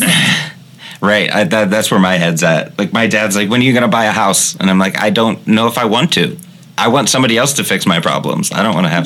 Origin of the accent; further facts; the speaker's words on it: Midwest, United States; We're from the Midwest